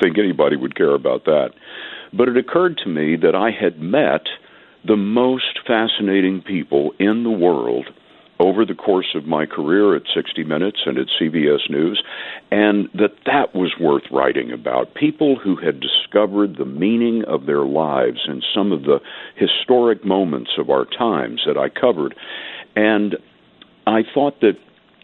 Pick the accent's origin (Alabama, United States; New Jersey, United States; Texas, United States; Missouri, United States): Texas, United States; Lubbock; also born or lived in San Antonio, Texas; I was born in San Antonio, and as you mentioned, I grew up in Lubbock